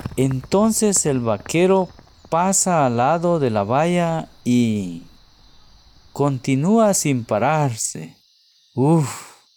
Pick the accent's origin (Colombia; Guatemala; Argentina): Guatemala; soy de Guatemala un hermoso país centroamericano al sur de México